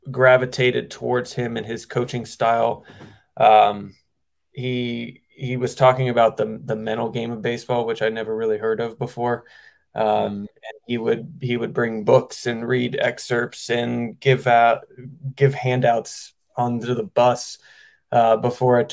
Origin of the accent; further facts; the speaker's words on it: Florida, United States; I grew up in Florida